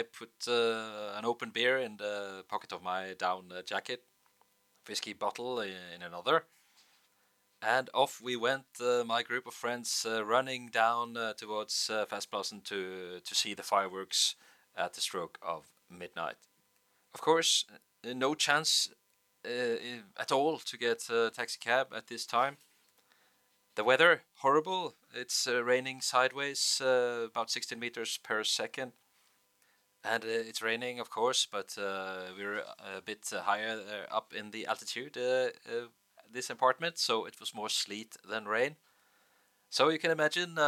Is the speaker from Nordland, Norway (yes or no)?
no; Bergen, Vestland, Norway; in Bergen